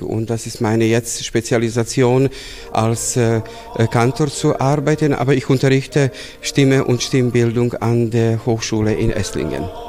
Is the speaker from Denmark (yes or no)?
no; Bela Crkva, Vojvodina, Serbia; moved away as an adult; also born or lived in Novi Sad, Serbia / Belgrade, Serbia; now in Augsburg, Germany; Ich bin in Weißkirchen geboren, aufgewachsen, in Novi Sad studiert.